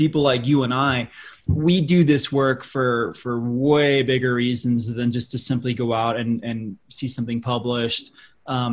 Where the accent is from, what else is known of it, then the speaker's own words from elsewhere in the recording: Colorado Springs, Colorado, United States; now in Boulder, United States; I grew up in Colorado Springs, Colorado